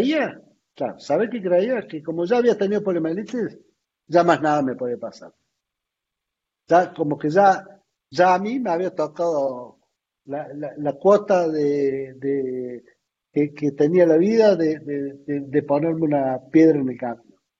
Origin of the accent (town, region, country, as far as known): Argentina